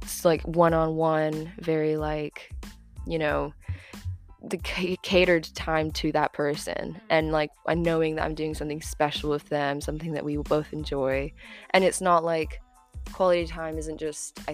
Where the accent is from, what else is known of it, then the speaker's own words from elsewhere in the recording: Florida, United States; moved away as an adult; now in United Kingdom; I'm 20 and I'm from Florida